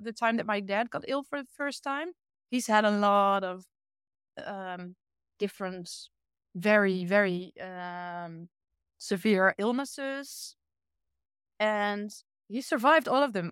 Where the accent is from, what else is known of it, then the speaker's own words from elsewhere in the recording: Achterhoek, Gelderland, Netherlands; English is a second language; now in Utrecht, Netherlands; me growing up in a rural part of the Netherlands